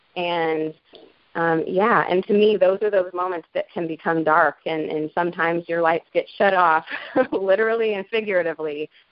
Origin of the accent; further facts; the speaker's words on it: Asheville, North Carolina, United States; I'm from Asheville, North Carolina